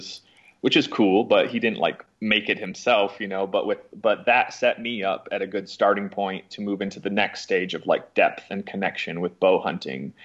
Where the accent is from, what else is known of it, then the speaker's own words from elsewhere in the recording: Mason, Michigan, United States; moved away as an adult; also born or lived in Utah; now in Asheville, United States; I grew up in Lansing, Michigan area, so a little town called Mason, Michigan, southern part of Michigan